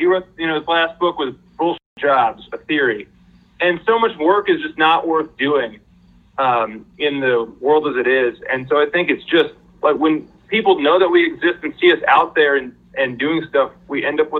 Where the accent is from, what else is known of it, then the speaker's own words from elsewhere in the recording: Aurora, Illinois, United States; moved away as an adult; also born or lived in Chicago; now in Cleveland, United States; I'm actually originally from Illinois. I grew up in Aurora.